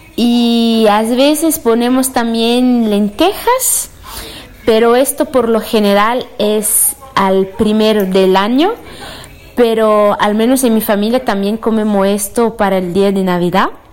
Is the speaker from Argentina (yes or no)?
no; Rio Grande do Sul, Brazil; soy brasilera